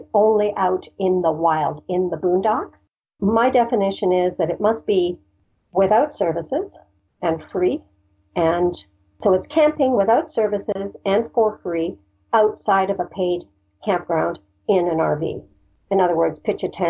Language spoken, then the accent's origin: English; Canada; we're Canadian